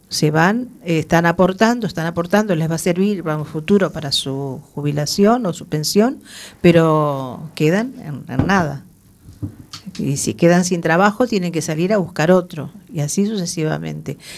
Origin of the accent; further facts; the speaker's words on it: Uruguay; Soy uruguaya, pero yo soy una inmigrante, eh, yo siempre digo, afortunada.